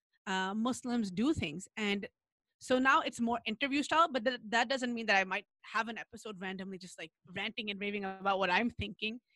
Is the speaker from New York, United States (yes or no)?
yes; New York, United States; I grew up in New York with a lot of Black people and had Black friends